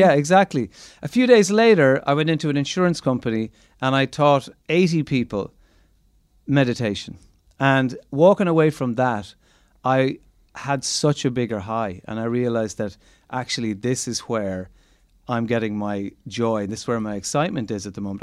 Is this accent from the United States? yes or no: no; Ireland; as Irish people